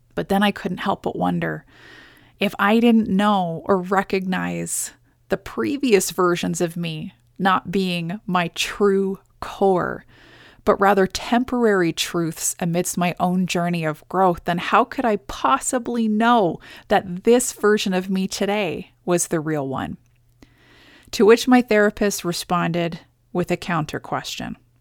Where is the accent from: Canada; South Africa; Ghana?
Canada; as a Canadian citizen